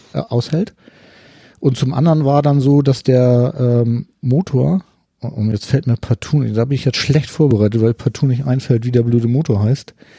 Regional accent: Hamburg, Germany; ich komme aus Hamburg

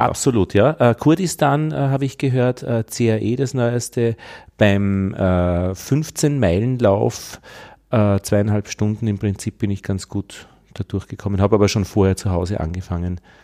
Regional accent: Upper Austria, Austria; now in Vienna, Austria; ich komme aus Wien, bin in Oberösterreich geboren, am Land

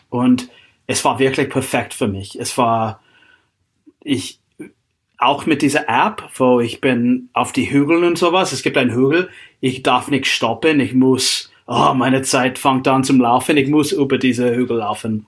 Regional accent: Seattle, Washington, United States; German is a second language; moved away as an adult; also born or lived in Klosterneuburg, Austria; now in Austria; ich komme aus, äh, aus Seattle, die Gegend

